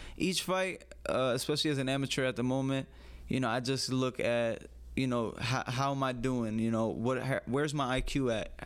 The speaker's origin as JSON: {"language": "English", "town": "New York City", "region": "New York", "country": "United States", "tie": "born or raised there", "said": "I grew up in the Bronx"}